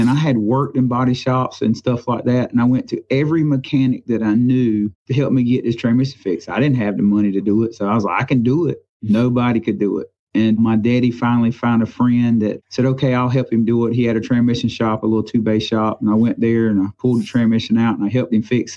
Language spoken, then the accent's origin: English; Florence, South Carolina, United States; also born or lived in Pamlico, South Carolina; I grew up in Florence, South Carolina